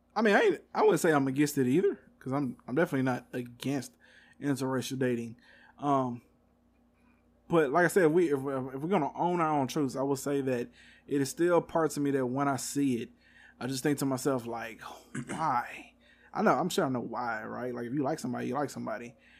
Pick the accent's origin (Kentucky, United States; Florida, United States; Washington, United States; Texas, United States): Texas, United States; I'm from Texas